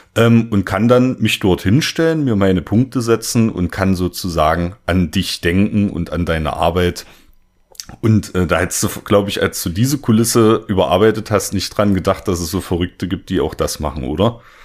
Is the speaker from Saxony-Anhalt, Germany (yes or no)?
yes; Saxony-Anhalt, Germany; ich komme äh, aus Sachsen-Anhalt